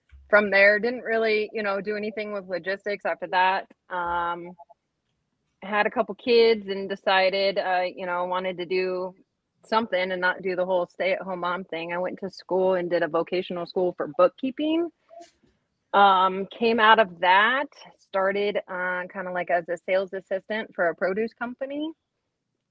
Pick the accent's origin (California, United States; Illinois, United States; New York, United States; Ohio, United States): California, United States; moved away as an adult; now in Minnesota, United States; California, up until about 2 years ago